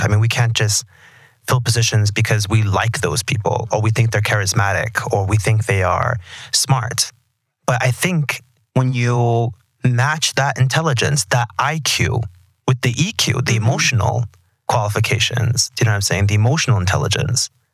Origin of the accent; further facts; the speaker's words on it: Texas, United States; I'm from Texas